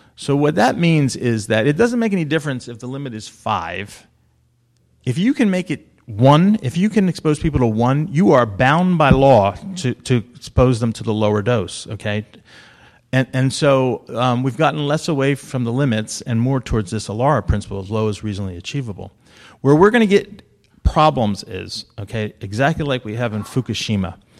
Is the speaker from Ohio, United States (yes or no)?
no; New Jersey, United States; I am from New Jersey